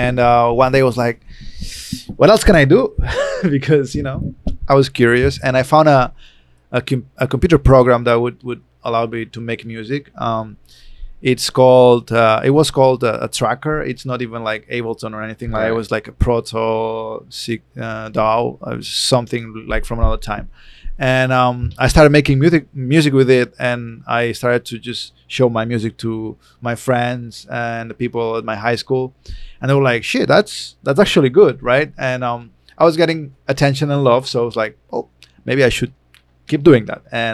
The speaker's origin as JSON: {"language": "English", "town": "Barcelona", "region": "Catalonia", "country": "Spain", "tie": "born or raised there", "said": "I was born in Barcelona, which is even more European than the rest of Spain."}